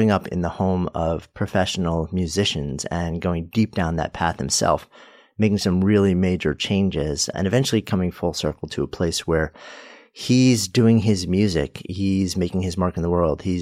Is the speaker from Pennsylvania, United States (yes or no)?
yes; Pittsburgh, Pennsylvania, United States; moved away as an adult; Born and raised in Pittsburgh, a city that I still adore.